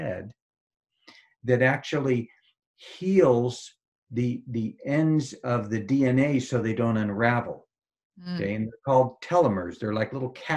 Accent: Marin County, San Francisco Bay Area, California, United States; I grew up in Marin County in the San Francisco Bay Area, kind of Hippieville

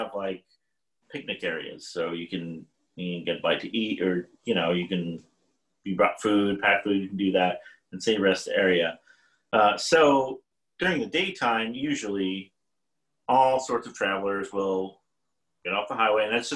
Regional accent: Texas, United States; I'm from Texas, so my dad would drive us up to Colorado

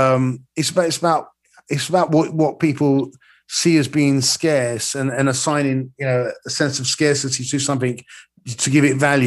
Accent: London, United Kingdom; I am a foreigner, even though I was born and bred in London

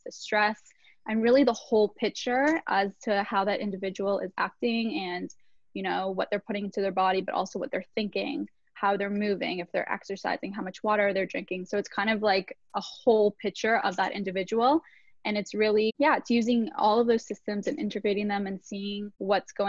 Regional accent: Toronto, Ontario, Canada; I'm from Toronto, Canada.

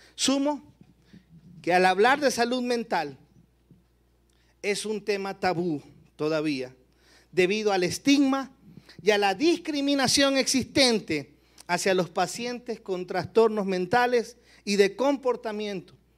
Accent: Guayaquil, Guayas, Ecuador; mi tierra, Guayaquil, Ecuador

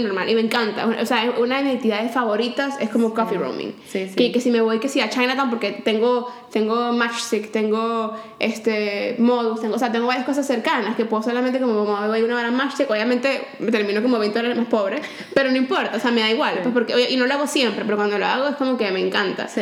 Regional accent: Valencia, Carabobo, Venezuela; also born or lived in Caracas, Venezuela; cuando nos mudamos de Caracas a Valencia

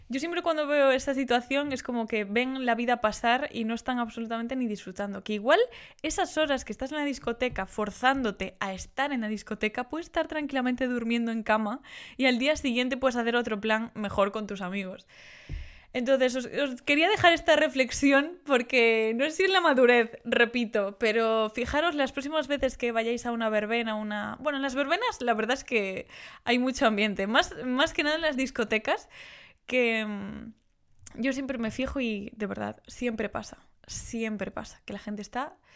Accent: Galicia, Spain; Yo como gallega me flipa ver cómo se hace una queimada.

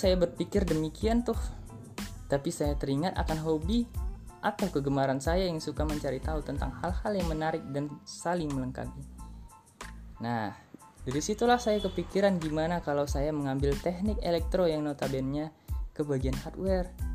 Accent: Medan, North Sumatra, Indonesia; saya adalah warga asli Medan, Sumatera Utara

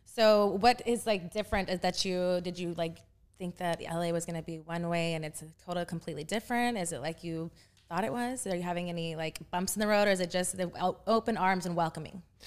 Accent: Texas, United States; moved away as an adult; now in Los Angeles, United States; I'm from Texas

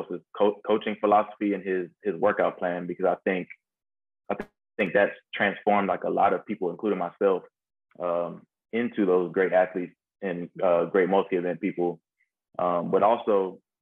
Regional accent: Georgia, United States; I grew up in Georgia

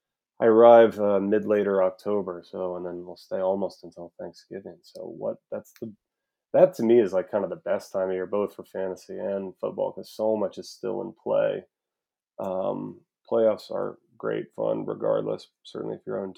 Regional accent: Charlottesville, Virginia, United States; born or raised there; moved away

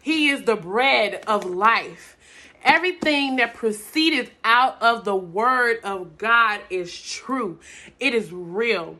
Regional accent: Atlanta, Georgia, United States; I'm from Atlanta, Georgia

